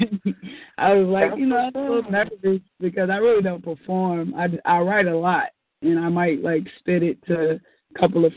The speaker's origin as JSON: {"language": "English", "town": "Chicago", "region": "Illinois", "country": "United States", "said": "I am from Chicago, the south side of Chicago"}